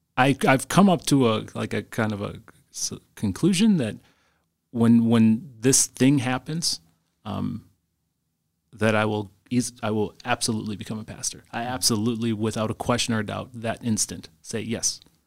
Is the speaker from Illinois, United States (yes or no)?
no; Green Bay, Wisconsin, United States; I, I grew up in Green Bay in, uh, in the nineties